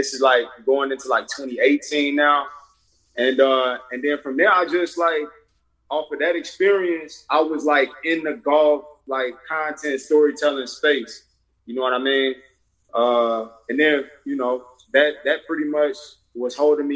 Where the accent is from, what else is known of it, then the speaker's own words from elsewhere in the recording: Chicago, Illinois, United States; moved away as an adult; also born or lived in Los Angeles; I'm from Chicago.